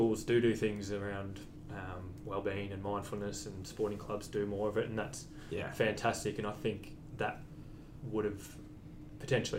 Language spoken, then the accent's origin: English; Warrnambool, Victoria, Australia; Growing up in Warrnambool